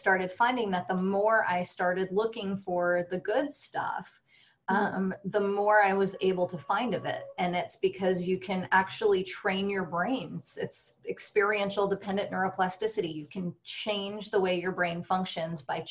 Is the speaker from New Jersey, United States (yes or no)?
yes; New Jersey, United States; as a Jew growing up in New Jersey